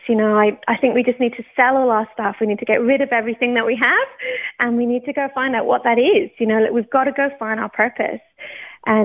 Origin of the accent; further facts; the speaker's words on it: Oxford, South East England, United Kingdom; also born or lived in Newcastle / Banchory, Scotland; now in Australia; I'm not Australian. I was born in the UK. I was actually born in Newcastle, brought up in Oxford until I was about 10, and then we moved up to Scotland.